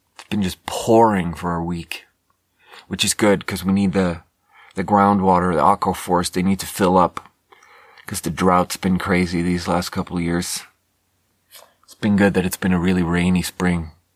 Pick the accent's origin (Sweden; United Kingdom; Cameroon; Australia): Sweden; moved away as an adult; also born or lived in China; now in United States; I was born in Sweden and then lived 10 years in China and then moved to America six years ago